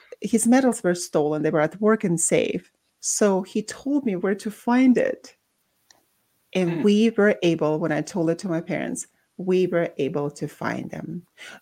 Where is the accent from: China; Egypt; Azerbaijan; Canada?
Azerbaijan; Baku; moved away; born and raised in Baku, Azerbaijan, but that's also with a Russian background.